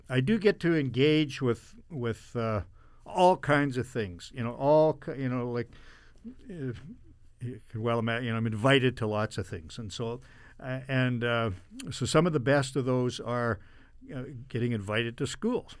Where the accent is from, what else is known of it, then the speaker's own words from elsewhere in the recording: Brandon, Manitoba, Canada; I was born here in 1959